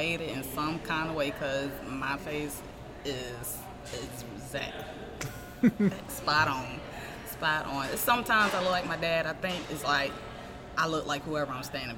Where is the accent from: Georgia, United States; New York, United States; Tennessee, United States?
Georgia, United States; Augusta; also born or lived in Fort Benning, Georgia / Germany / Hinesville, Georgia; when I was in first grade is when we moved to Augusta. I think it was like 91 or 92 or something like that. But I've been Augusta basically the remainder of my life.